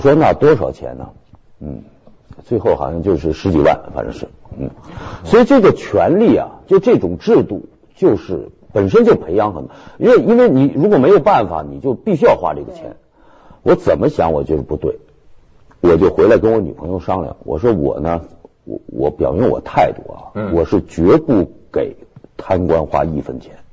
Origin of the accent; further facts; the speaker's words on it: Beijing, China; 我是北京的户籍